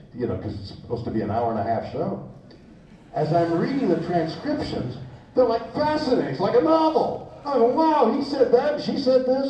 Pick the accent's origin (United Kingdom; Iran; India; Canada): Canada; now in Los Angeles, United States; I'm a Canadian. I'm still a Canadian